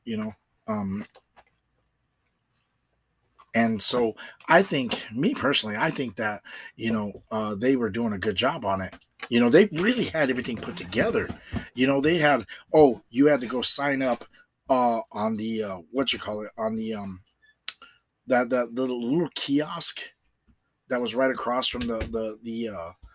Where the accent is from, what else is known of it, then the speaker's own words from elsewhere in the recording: Ohio, United States; I'm from Ohio.